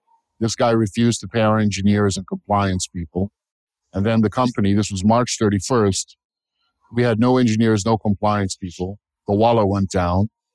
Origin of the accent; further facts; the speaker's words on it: United States; I'm an American. I'm a patriot